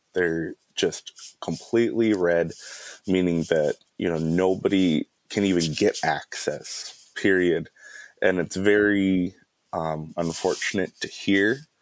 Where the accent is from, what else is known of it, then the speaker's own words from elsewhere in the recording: Mille Lacs, Minnesota, United States; I am of the Eagle Clan and I'm from Mille Lacs.